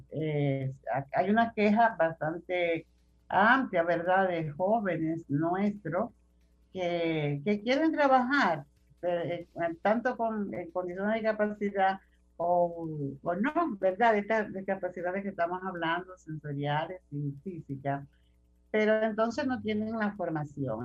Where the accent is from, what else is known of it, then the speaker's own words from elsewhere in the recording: Dominican Republic; nosotros como ciudadanos dominicanos